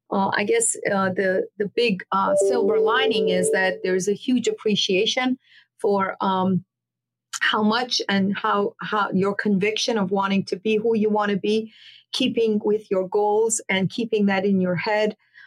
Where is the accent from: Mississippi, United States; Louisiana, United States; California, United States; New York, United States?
New York, United States; Queens; here I grew up in Queens, the rest of my time in Fresh Meadows.